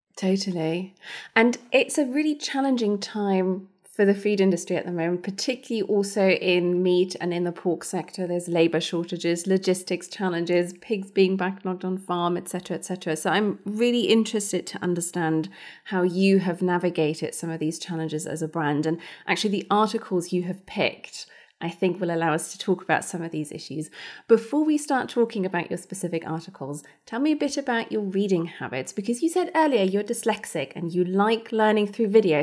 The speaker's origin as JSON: {"language": "English", "country": "Germany", "tie": "born or raised there", "moved": "yes", "said": "I grew up in Germany. We are not a rugby nation"}